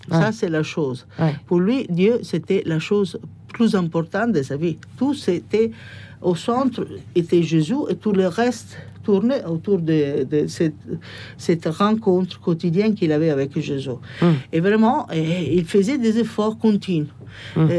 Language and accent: French; Rome, Lazio, Italy; born there; French is a second language; j'étais fils unique. Comme je disais, je suis né à Rome.